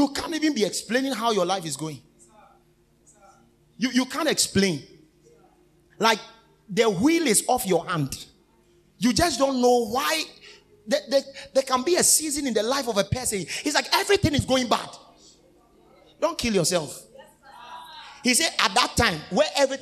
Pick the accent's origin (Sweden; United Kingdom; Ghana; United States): Ghana; born or raised there